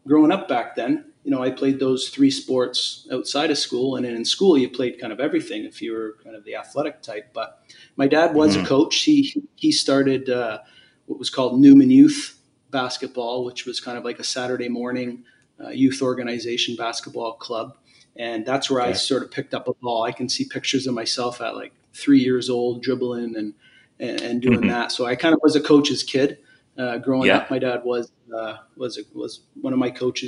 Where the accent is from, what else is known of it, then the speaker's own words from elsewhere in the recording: Hamilton, Ontario, Canada; I grew up in Stony Creek, which is like a smaller town, part of Hamilton